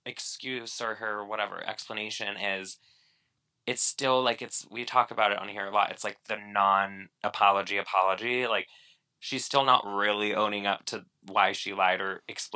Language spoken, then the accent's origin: English; Spain; also born or lived in Boston, United States; Yeah, I was born in Boston. Like, that's true. I did spend a lot of my childhood in Spain.